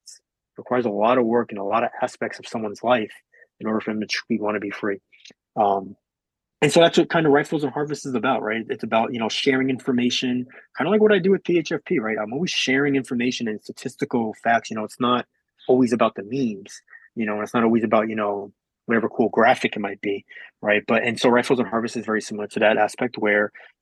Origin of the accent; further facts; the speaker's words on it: Long Island, New York, United States; moved away; I was born and raised in New York. Yep, I was born and raised in Long Island, more specifically